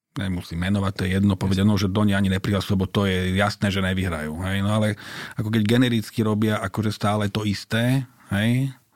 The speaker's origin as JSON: {"language": "Slovak", "town": "Bratislava", "region": "Bratislava Region", "country": "Slovakia", "tie": "born or raised there", "said": "Tak ja som sa tam narodil. Ja som narodil na Krátkej, teda vyrastal som na Krátkej, kde moja babka bývala."}